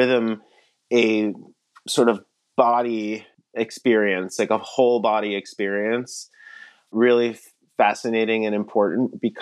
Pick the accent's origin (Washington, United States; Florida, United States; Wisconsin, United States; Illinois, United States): Florida, United States; Miami; I'm actually originally from Miami, Florida. That's where I grew up.